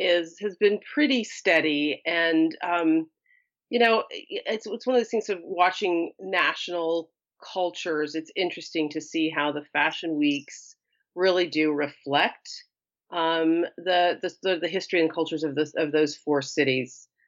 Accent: Wilmington, Delaware, United States; also born or lived in Prescott, Arizona; I was actually born in Prescott, Arizona, but I grew up on the Eastern Seaboard from seventh grade, through high school, and lived in just outside of Wilmington, Delaware, so which is close to Philadelphia.

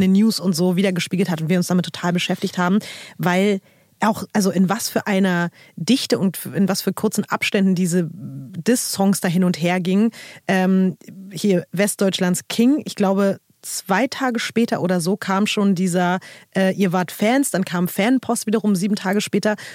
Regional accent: Berlin, Germany; auch als Berliner, so als Berlinerin zu dem Zeitpunkt

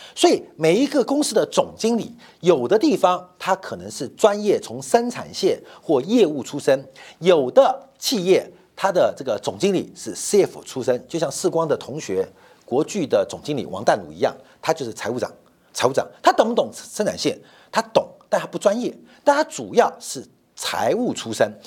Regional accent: Taiwan; also born or lived in Guangzhou, China; 我是台湾来的

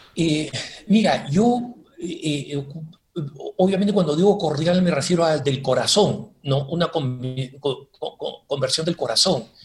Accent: Peru; also born or lived in Argentina; Y nos criamos en el Perú

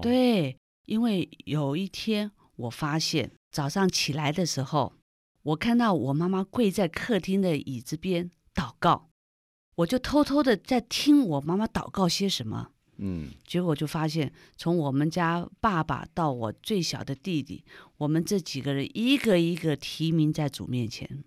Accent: Taipei, Taiwan; also born or lived in Shandong (family ancestry); 因为那时候我们刚到台湾来是住在台北市西门町那个闹区

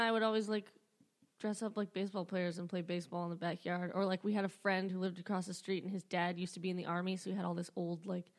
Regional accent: Flowery Branch, Georgia, United States; also born or lived in Michigan; So I grew up in Flowery Branch, Georgia.

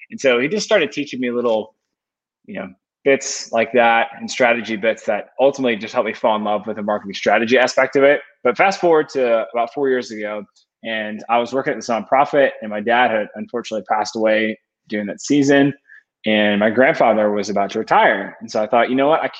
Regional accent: Atlanta, Georgia, United States; So I grew up in the Atlanta area, kind of like the northern suburbs of Atlanta, in a kind of like normal suburb home.

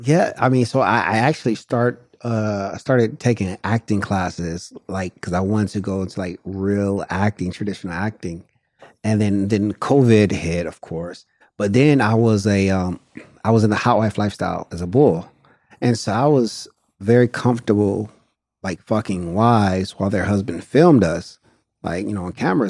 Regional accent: Detroit, Michigan, United States; moved away as an adult; also born or lived in St. Louis, Missouri; now in Los Angeles, United States; I'm from Detroit and I lived in a lot of different places in the country

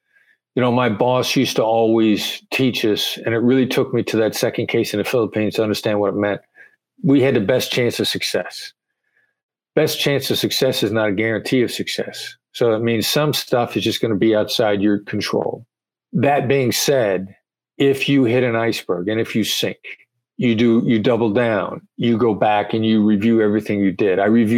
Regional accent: Iowa, United States; And I sound like I'm from New York, but I'm from Iowa.

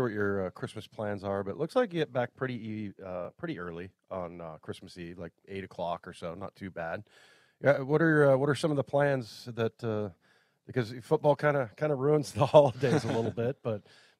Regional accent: West Coast, United States; I'm from the West Coast.

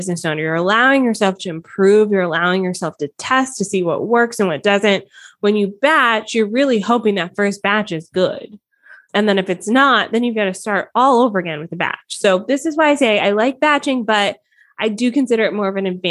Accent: Atlanta, Georgia, United States; also born or lived in Miami, Florida; now in Southern Ontario, Canada; raised in Atlanta

